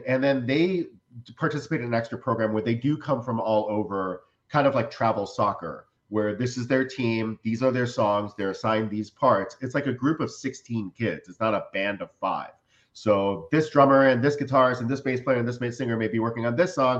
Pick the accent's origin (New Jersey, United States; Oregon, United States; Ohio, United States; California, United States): Ohio, United States; Cleveland; also born or lived in New York; now in Florida, United States; I'm from Cleveland